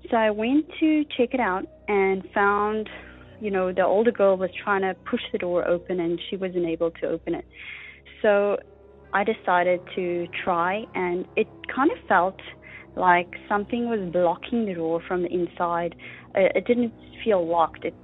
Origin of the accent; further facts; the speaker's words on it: South Africa; now in Canada; I'm calling from Canada. I heard your appeal for stories on the last episode and decided to call in with my story. So I grew up in South Africa